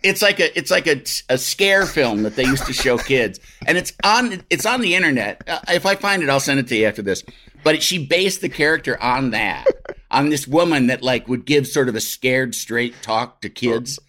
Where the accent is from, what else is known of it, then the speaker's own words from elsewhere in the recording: Midwest, United States; as a Midwesterner